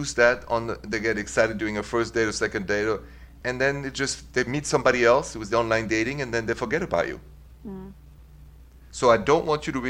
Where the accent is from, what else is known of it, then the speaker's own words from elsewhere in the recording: Paris, Île-de-France, France; accent: French; English is a second language; moved away as an adult; also born or lived in Midwest, United States; now in United States; The accent is French